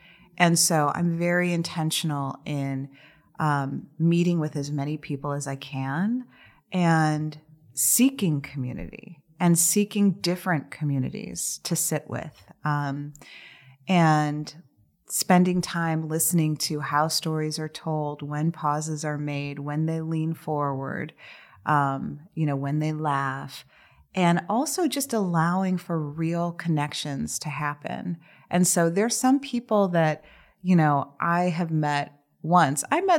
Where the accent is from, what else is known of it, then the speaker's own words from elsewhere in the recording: Chicago, Illinois, United States; now in Detroit, United States; No, I'm from Chicago.